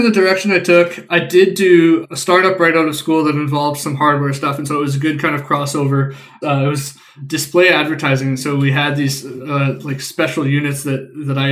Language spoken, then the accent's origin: English; Winnipeg, Manitoba, Canada; I grew up and live in Winnipeg, Canada